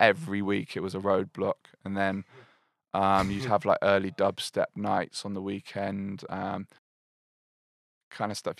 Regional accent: Glastonbury, South West England, United Kingdom; moved away as an adult; also born or lived in Bristol; I grew up in Glastonbury

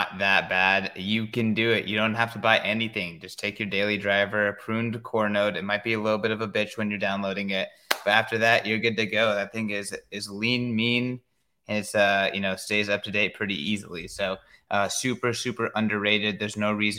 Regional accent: United States; I'm American

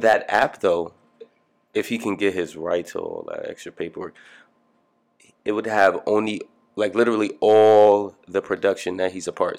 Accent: Long Island, New York, United States; also born or lived in Bronx, New York; now in Brooklyn, United States; Growing up in Long Island, obviously I grew up with my mother and my stepfather

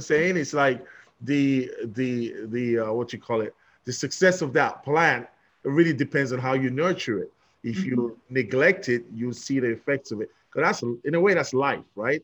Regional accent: London, United Kingdom; I'm from London, England

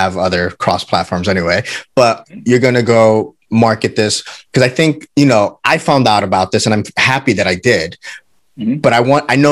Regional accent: New York, United States; I'm a New Yorker

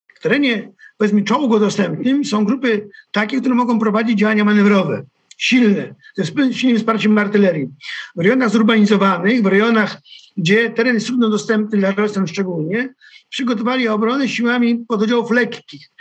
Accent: Kołobrzeg, West Pomeranian Voivodeship, Poland; pochodzę z Kobrzegu, to też jest morze

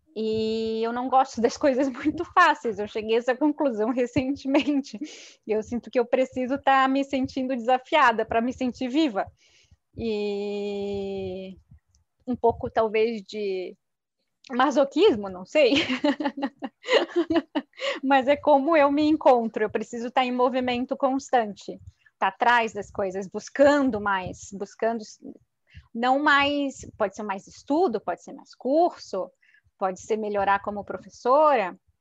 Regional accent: Florianópolis, Santa Catarina, Brazil; moved away as an adult; also born or lived in São Paulo / Itajaí; now in Curitiba, Brazil; eu sou nascida em Florianópolis

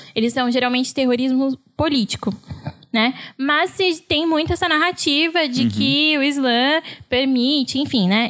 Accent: São Paulo, Brazil; moved away as an adult; also born or lived in Santa Catarina; eu cresci e morei sempre em São Paulo

